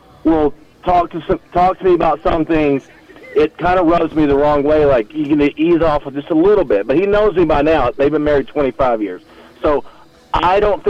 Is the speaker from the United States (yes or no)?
yes; Denton, Texas, United States; also born or lived in Pilot Point, Texas; I'm from North Texas, and I'm from Denton